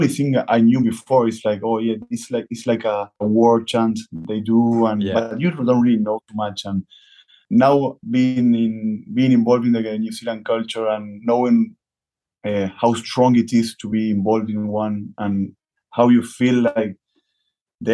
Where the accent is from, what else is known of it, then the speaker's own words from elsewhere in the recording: Argentina; I started playing rugby when I was 15 years old. Before that, it was all about football here in Argentina.